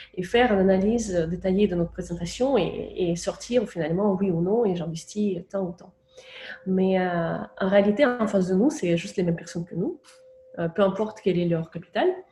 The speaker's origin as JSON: {"language": "French", "region": "Moscow", "country": "Russia", "tie": "born or raised there", "moved": "yes", "said": "J'ai grandi à Moscou"}